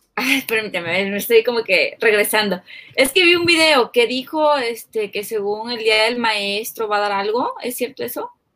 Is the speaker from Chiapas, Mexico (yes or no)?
yes; Chiapas, Mexico; yo soy de Chiapas, del Chiapas donde mandaron a tirar los drones